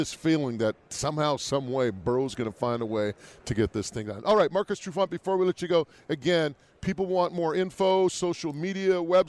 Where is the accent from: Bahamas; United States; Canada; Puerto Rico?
Canada; New Westminster, British Columbia; my hometown of New Westminster